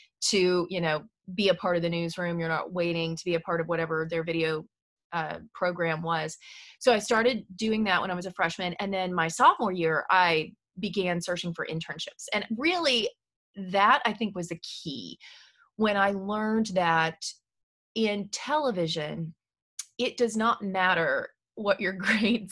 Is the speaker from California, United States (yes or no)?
no; Southern Indiana, United States; moved away as an adult; now in Nashville, United States; I grew up in Southern Indiana